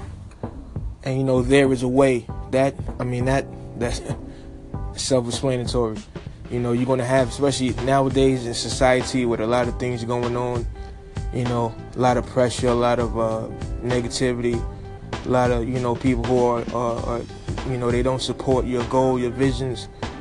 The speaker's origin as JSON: {"language": "English", "town": "New York City", "region": "New York", "country": "United States", "tie": "born or raised there", "said": "my hometown, Brooklyn"}